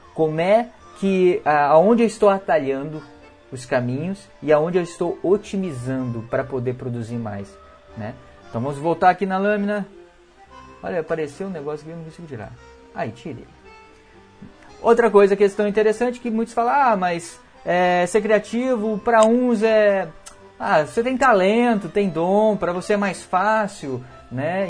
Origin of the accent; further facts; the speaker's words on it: Minas Gerais, Brazil; now in Rio Grande do Sul, Brazil; eu sou mineiro